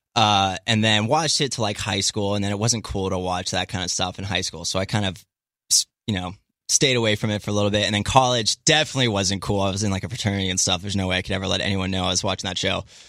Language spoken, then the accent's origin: English; Middletown, Maryland, United States; moved away as an adult; also born or lived in Alabama / San Jose, California; now in Santa Monica, United States; I grew up in a small town in Maryland, Western Maryland called Middletown